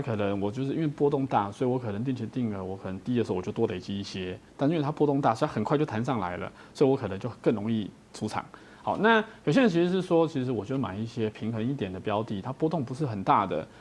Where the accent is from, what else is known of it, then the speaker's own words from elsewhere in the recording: Taiwan; 我们台湾人